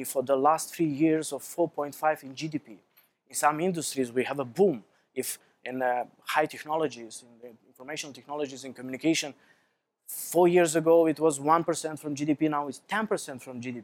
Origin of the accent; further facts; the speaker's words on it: Moldova; When I was a child, I was born and I grew up in Soviet Union.